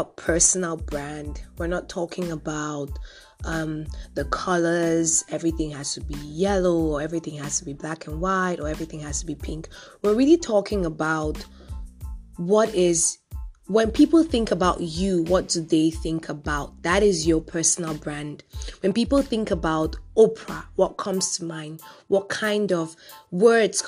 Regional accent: Cameroon; I was born and raised in Cameroon

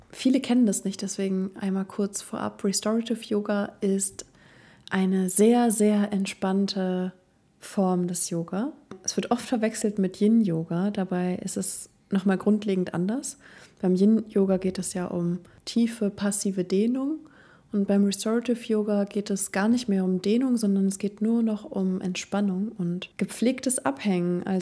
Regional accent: Cuxhaven, Lower Saxony, Germany; moved away; ich komme ja aus dem Norden. Aus Cuxhaven. Von der Nordsee. Von der Nordseeküste.

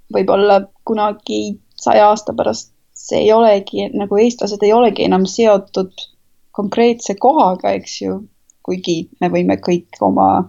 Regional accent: Estonia; moved away; ma olen eestlane

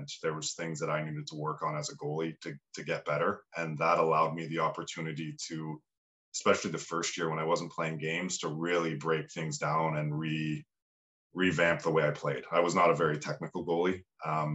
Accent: Ottawa area, Ontario, Canada; also born or lived in Italy / United Kingdom; I'm from the Ottawa area, so I grew up in a small little town

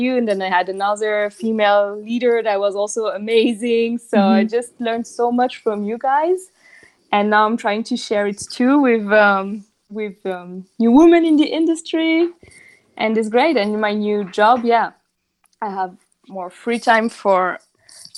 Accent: southern France, France; English is a second language; moved away as an adult; also born or lived in Japan / Switzerland / Germany / Spain; now in Barcelona, Spain; I grew up in the south of France. So I'm not from Paris

